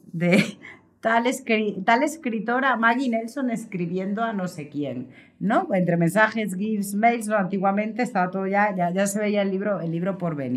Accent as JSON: {"language": "Spanish", "town": "Vitoria-Gasteiz", "region": "Basque Country", "country": "Spain", "tie": "born or raised there", "moved": "yes", "said": "en Vitoria-Gasteiz, donde nací, crecí los primeros años en el País Vasco"}